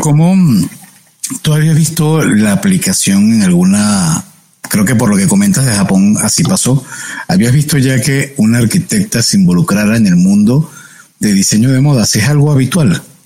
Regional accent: Venezuela; moved away as an adult; now in Mexico; Yo soy venezolano, hoy en día mexicano nacionalizado

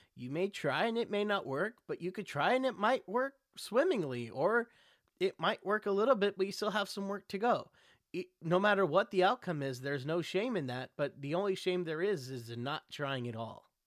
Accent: Texas, United States; moved away; Growing up in Texas, we had Six Flags

